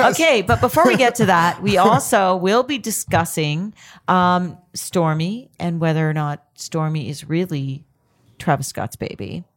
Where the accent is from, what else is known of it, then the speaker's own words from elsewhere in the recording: Canada; I'm Canadian